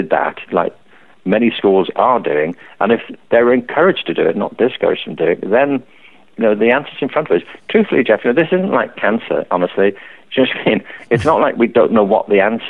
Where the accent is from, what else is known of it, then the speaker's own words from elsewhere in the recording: Liverpool, North West England, United Kingdom; I grew up in Liverpool